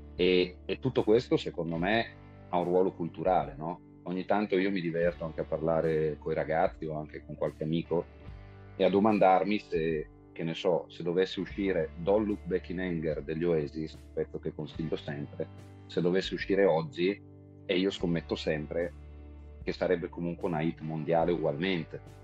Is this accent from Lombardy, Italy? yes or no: yes; Brescia, Lombardy, Italy; siamo di Brescia, ma veniamo prevalentemente dal lago di Garda